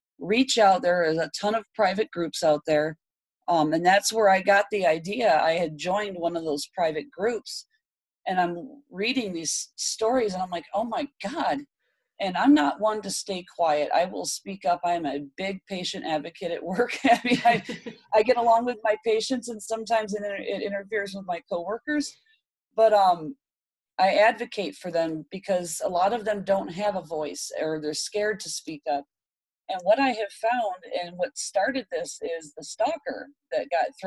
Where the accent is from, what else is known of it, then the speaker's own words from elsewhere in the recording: Michigan, United States; moved away as an adult; now in Texas, United States; I moved out to Texas, 1900 miles. I grew up in Michigan.